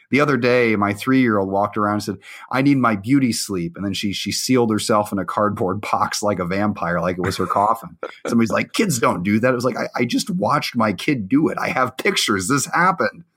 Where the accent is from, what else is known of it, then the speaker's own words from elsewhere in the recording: Illinois, United States; also born or lived in Iowa; I actually grew up mostly in Illinois. I went there third grade through high school